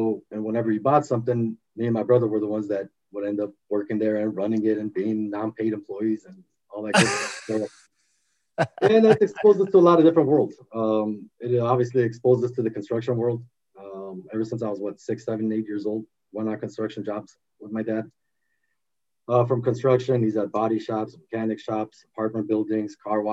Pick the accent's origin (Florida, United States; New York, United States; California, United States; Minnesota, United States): California, United States; Los Angeles; also born or lived in Armenia / Glendale, California / Boston, Massachusetts; I was six and a half when we came here. Grew up in the valley